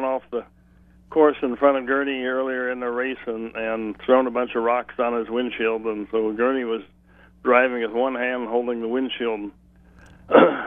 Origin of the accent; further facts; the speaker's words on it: Speedway, Indiana, United States; I'm from Indiana. I'm from Speedway, which is where the track is